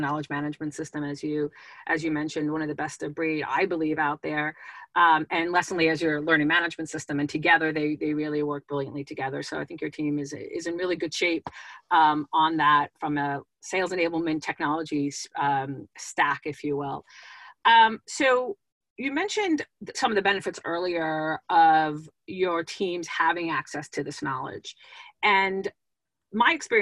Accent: East Coast, United States; moved away; I was originally from the East Coast

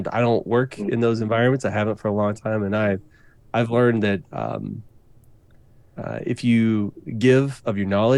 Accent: Waco, Texas, United States; I grew up in Waco, Texas.

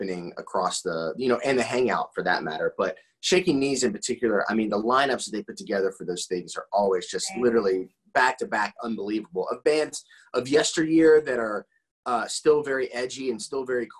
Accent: Midwest, United States; I'm from the Midwest

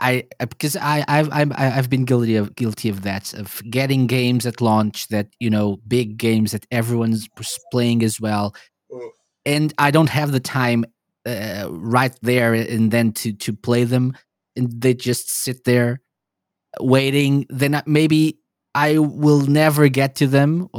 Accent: Portugal; I'm from Portugal

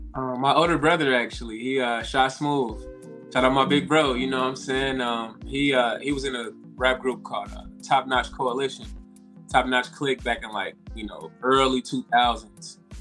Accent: Chicago, Illinois, United States; moved away as an adult; now in Los Angeles, United States; I'm from Chicago, Illinois. Um, I just came out to LA about like two and a half years ago

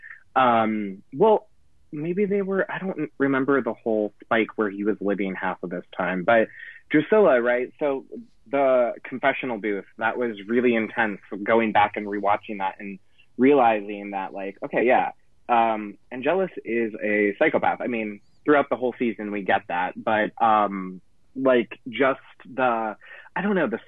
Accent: United States; I'm American

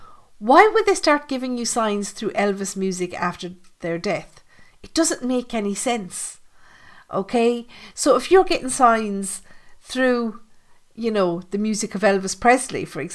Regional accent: Ireland; I'm Irish

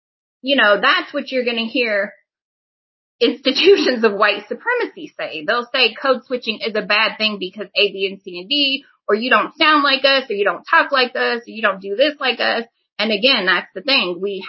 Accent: Midwest, United States; again, growing up in the Midwest, you know, looking at things from a black-white perspective

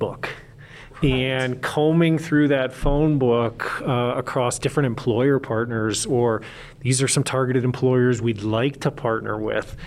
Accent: Illinois, United States; now in Larimer County, Colorado, United States; born and raised in the Quad Cities of Illinois, right on the Mississippi River.

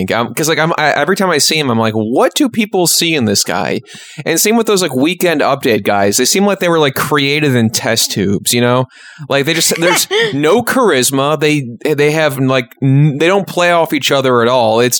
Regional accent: Batavia, Illinois, United States; in Batavia, Illinois, which is my hometown. It's a suburb of Chicago.

